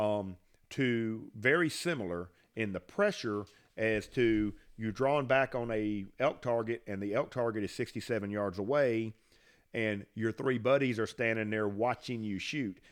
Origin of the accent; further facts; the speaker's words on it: Franklin County, Mississippi, United States; I grew up in Franklin County. Actually, I live in the house that I grew up in.